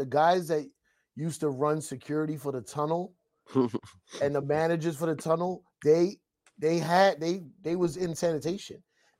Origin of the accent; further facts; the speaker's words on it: New York, United States; You remember when we was kids growing up in New York